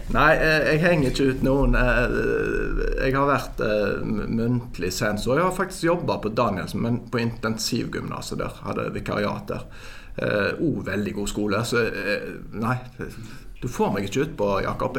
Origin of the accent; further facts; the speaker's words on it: Haugesund, Rogaland, Norway; now in Bergen, Norway; jeg er fra Haugesund. Ja. Jeg eh, har bodd eh, vel nå mesteparten av livet mitt i Bergen